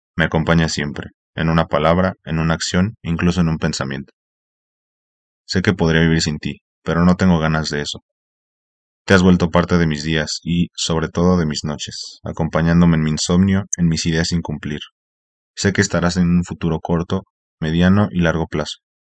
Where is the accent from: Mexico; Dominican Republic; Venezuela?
Mexico; soy mexicano